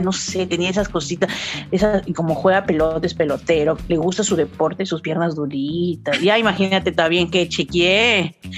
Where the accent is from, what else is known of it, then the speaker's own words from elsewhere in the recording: Peru; yo soy bien peruana, bien chola